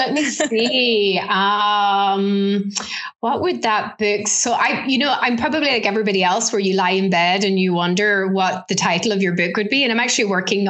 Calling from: Ulster, Ireland; So right now I am in a place called Donegal, which is right up in the northwest corner of Ireland.

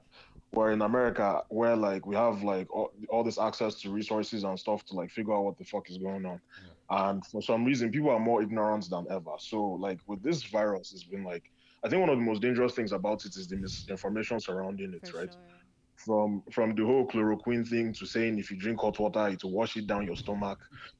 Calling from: Chicago, Illinois, United States; Oh, I'm coming from Chicago.

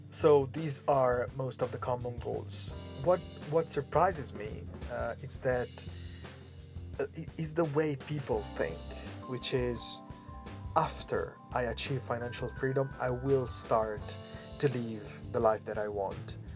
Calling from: Hong Kong; English is a second language; This is … from … Voice Pod. I'm speaking from Hong Kong. Uh, today, I am inside Yimpoon uh, area in front of the sea

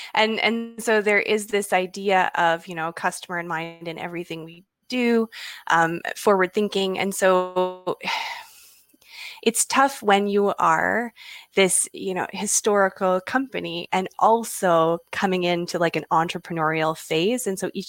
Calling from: Vancouver Island, British Columbia, Canada; I'm calling in from Vancouver Island in British Columbia, Canada.

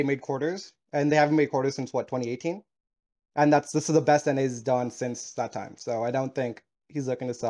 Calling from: Las Vegas, Nevada, United States

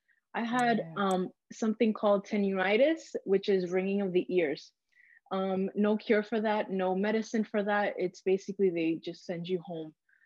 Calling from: New York, United States; I'm calling from New York.

